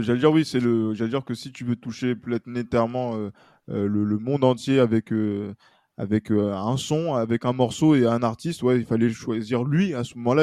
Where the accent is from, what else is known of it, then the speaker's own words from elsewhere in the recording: France; en tant que Français